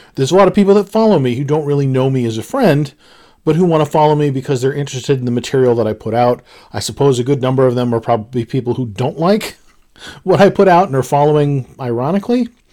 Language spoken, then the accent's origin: English; United States; I'm an American